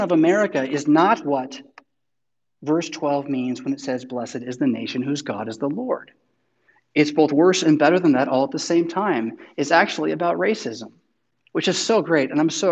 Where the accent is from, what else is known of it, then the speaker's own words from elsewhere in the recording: United States; I want to boast of being an American.